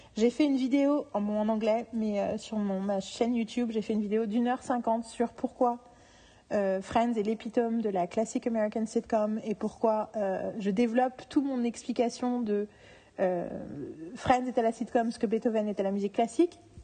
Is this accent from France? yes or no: yes; France; en tant que Français